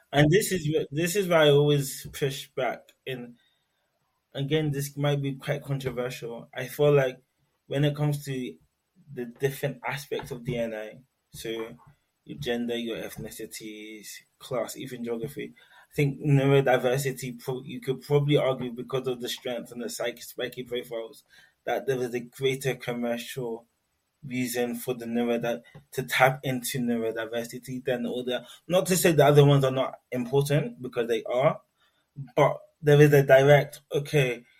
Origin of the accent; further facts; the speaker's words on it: London, United Kingdom; now in Newcastle, United Kingdom; I was born in London, Greenwich Hospital to be precise